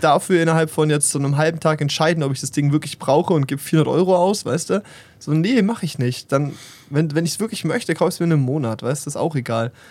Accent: Germany; stolz bin, Deutscher zu sein

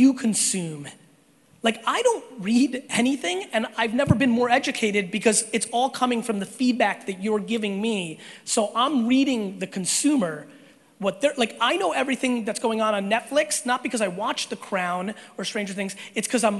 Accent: Belarus; now in United States; I was born in Belarus

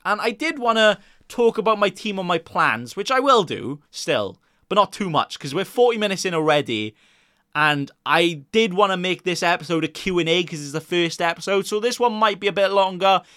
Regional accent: Wales, United Kingdom; I'm Welsh myself

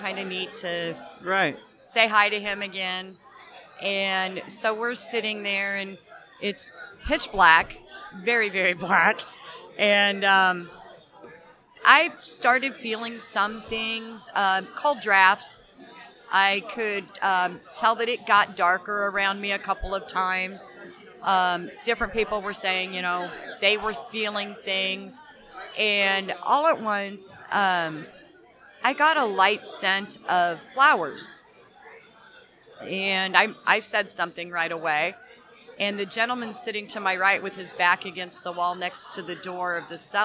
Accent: Piasa, Illinois, United States; I'm from Piasaw, okay. Illinois.

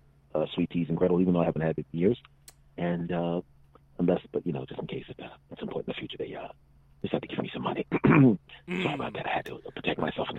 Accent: Philadelphia, Pennsylvania, United States; moved away; I'm originally from Philadelphia

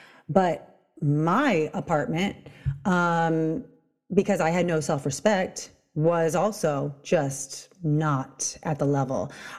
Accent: Long Beach, California, United States; I am a self-mastery mentor. I'm from Long Beach, California.

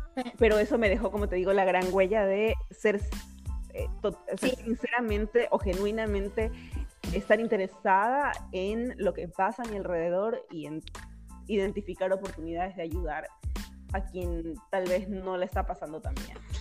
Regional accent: Bolívar, Ecuador; also born or lived in Guayaquil, Ecuador; yo nací en Guayaquil y la familia de mis padres estaba por allá, pero por el trabajo de mi papá, que es médico, él tuvo que mudarse para un pueblito muy chiquito de la provincia Bolívar y pues nos vinimos cuando tenía aproximadamente tres años de edad

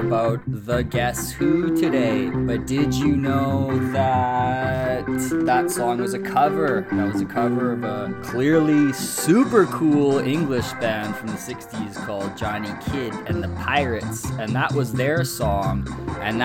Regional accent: Winnipeg, Manitoba, Canada; my hometown, Winnipeg

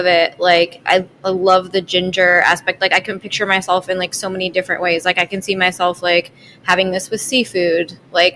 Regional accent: Michigan, United States; moved away; also born or lived in Colorado; I'm from Michigan and I lived in Colorado.

